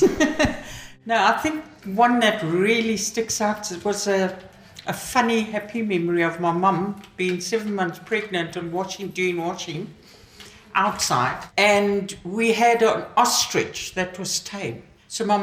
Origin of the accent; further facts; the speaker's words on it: Mutare, Manicaland, Zimbabwe; now in South Africa; In Zimbabwe, Southern Rhodesia, when I was a child. What they call now Mutari, but it was Umtali when I was a child